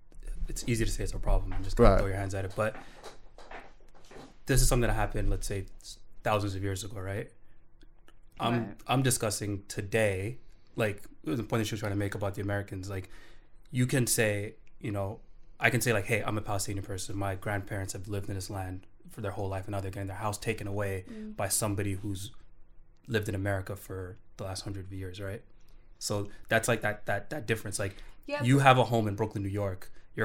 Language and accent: English; Canada; Like as a Canadian citizen, I'm a subject of the Queen.